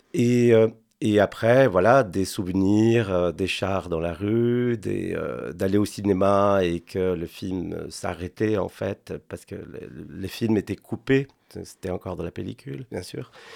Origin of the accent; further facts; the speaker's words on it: Buenos Aires, Argentina; French is a second language; moved away as an adult; also born or lived in Spain; now in France; j'ai grandi en Argentine avec mon père